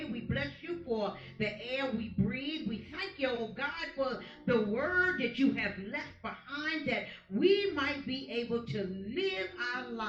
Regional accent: United States; we as the American people

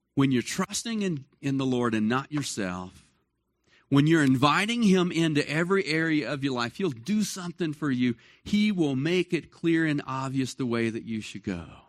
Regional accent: Dallas, Texas, United States; moved away as an adult; I grew up in Dallas, Fort Worth

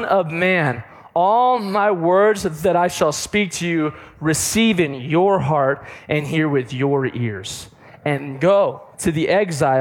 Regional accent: North Las Vegas, Nevada, United States; also born or lived in Pittman, Nevada; I was born in North Las Vegas town and raised there

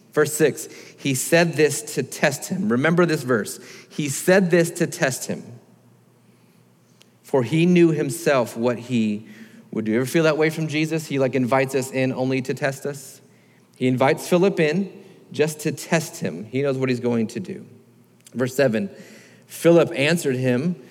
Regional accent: Florida, United States; I grew up in Florida

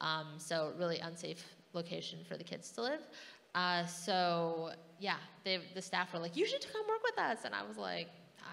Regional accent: Prosser, Washington, United States; moved away as an adult; also born or lived in Ellensburg, Washington / Los Angeles, California; now in Thailand; I grew up in Washington State in a little tiny town in southeastern Washington called Prosser. It's like 4,000 people. And graduated from Prosser High School. We only have one high school

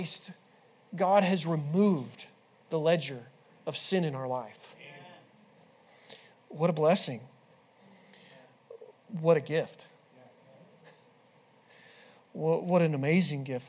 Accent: the West, United States; moved away; I'm from the West

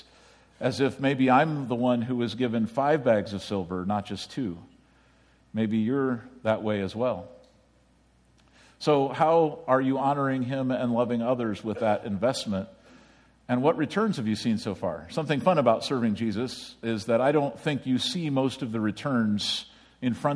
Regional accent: United States; as an American

